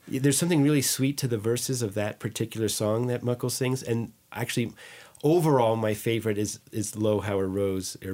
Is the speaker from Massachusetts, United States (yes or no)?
no; Green Meadow, New York, United States; growing up in Green Meadow